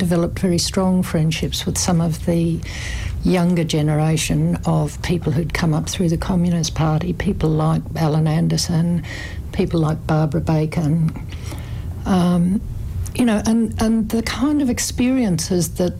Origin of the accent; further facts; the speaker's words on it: Gold Coast, Queensland, Australia; also born or lived in Brisbane / Millmerran; I grew up primarily on the Gold Coast